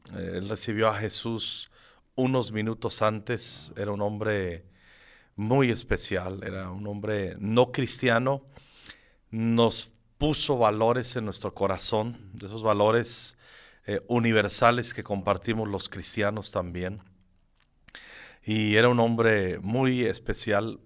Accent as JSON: {"language": "Spanish", "town": "Zacapu", "region": "Michoacán", "country": "Mexico", "tie": "born or raised there", "also_born_or_lived": "Morelia, Michoacán", "moved": "as an adult", "lives_now": "Mexico City, Mexico", "said": "yo soy originario de Michoacán. De un pueblo, no, no es pueblo, ahora es ciudad, que se llama Zacapu, Michoacán, que está entre Zamora y la capital Morelia. Yo nací ahí, hasta los 11 años viví ahí y luego todo lo que es mi secundaria y la prepa, ya me fui a Morelia"}